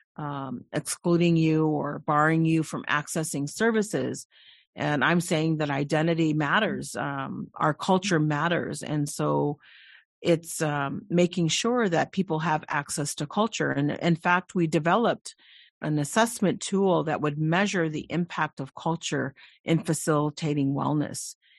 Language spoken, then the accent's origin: English; Delaware Nation, southwestern Ontario, Canada; I come from the Delaware Nation in southwestern Ontario